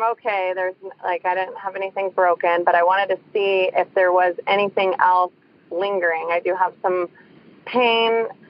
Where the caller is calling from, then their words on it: San Francisco area, California, United States; I'm also calling from San Francisco area.